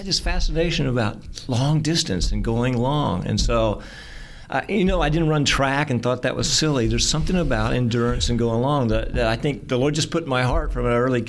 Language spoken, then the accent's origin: English; Sapulpa, Oklahoma, United States; I was born in Sapulpa, grew up in Sapulpa. I now live in Sapulpa, and I'm an accountant.